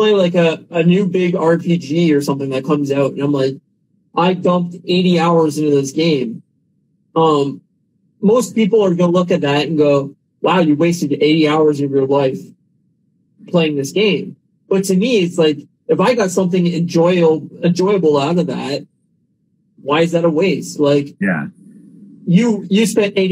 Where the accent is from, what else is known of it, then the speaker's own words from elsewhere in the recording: Canada; I'm from Canada